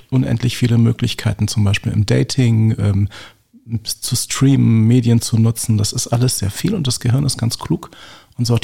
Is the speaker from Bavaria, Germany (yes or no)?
no; Berlin, Germany; Und ich bin in Lichterfelde und Langwitz aufgewachsen, also hier im Bezirk.